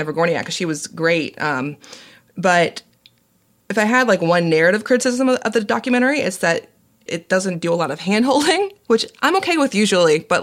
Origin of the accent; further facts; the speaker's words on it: Fulton County, Georgia, United States; Fulton County, my hometown